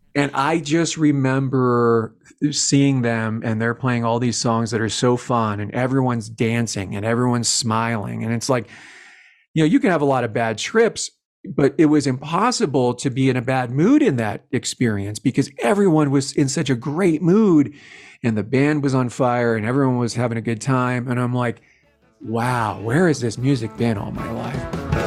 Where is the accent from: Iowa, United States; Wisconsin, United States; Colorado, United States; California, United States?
Colorado, United States; Longmont; also born or lived in Boulder; I grew up in Longmont